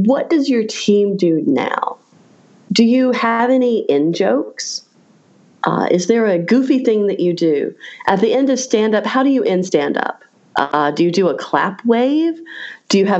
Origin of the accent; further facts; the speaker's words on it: Raleigh, North Carolina, United States; in my hometown of Raleigh, North Carolina